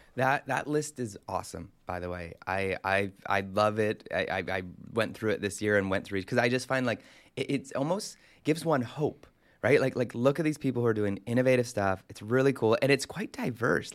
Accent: Canada; growing up in Canada

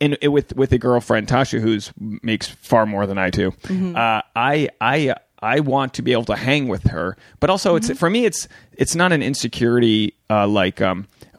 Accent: New England, United States; I'm from New England

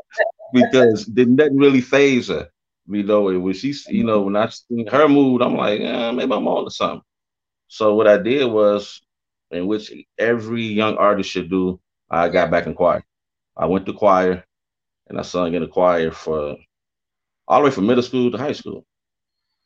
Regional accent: Detroit, Michigan, United States; I'm from Detroit. That's my hometown. Born and raised.

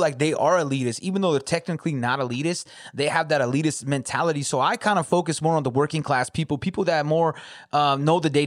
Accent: California, United States; also born or lived in Metro Detroit, Michigan; now in Detroit, United States; I'm from Cali, so it doesn't seem, that's where I'm originally from

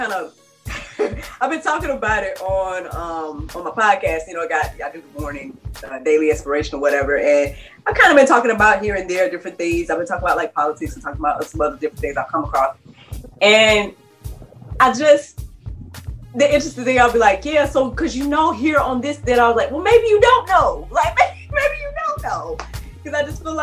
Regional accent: United States; as an American

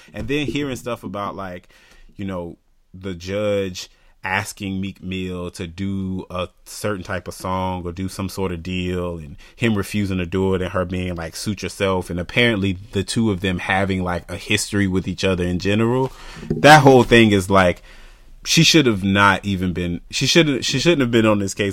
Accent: the South, United States; growing up in the South

